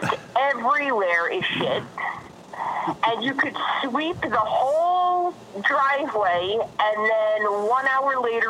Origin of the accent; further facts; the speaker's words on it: New Jersey, United States; accent: New Jersey; now in Florida, United States; I like to say I'm Floridian now, but people do detect an accent, but I think I lived in New Jersey a little too long, so it's never going to go away. So it's definitely a New Jersey accent that just will never leave.